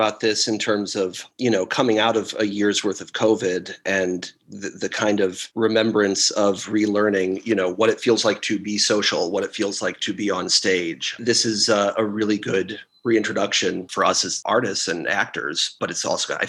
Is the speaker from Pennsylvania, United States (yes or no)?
no; Michigan, United States; moved away as an adult; now in Richmond, United States; I'm from Michigan originally.